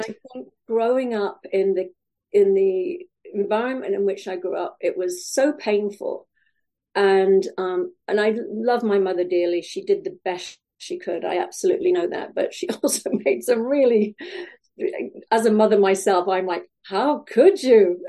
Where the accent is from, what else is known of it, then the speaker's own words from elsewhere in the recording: Wales, United Kingdom; now in California, United States; I grew up in Wales. Uh, I now live in California